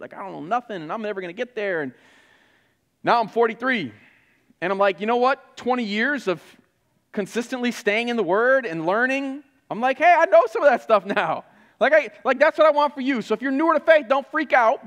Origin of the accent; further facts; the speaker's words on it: Flint, Michigan, United States; moved away; I grew up in Flint